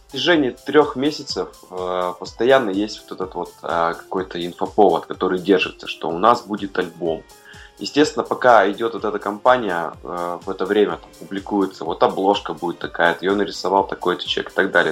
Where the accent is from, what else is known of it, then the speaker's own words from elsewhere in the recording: Urals, Russia; now in Saint Petersburg, Russia; я родился на Уральской земле